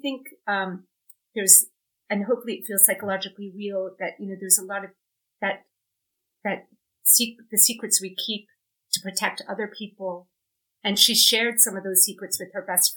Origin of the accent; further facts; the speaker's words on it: United States; being American